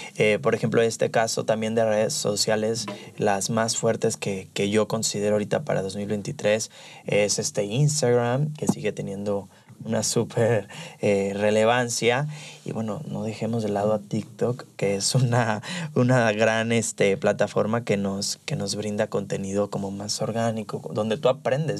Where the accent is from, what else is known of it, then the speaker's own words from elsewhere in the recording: Los Cabos, Baja California Sur, Mexico; moved away as an adult; now in Guadalajara, Mexico; soy de Los Cabos, pero me vine ya para acá hace unos meses